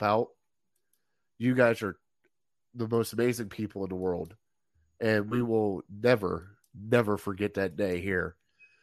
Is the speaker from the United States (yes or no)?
yes; United States; as an American